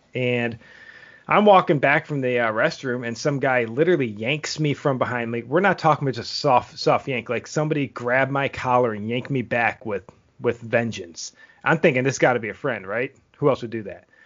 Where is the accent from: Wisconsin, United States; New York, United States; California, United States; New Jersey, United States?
New York, United States; Buffalo; moved away; I grew up in Buffalo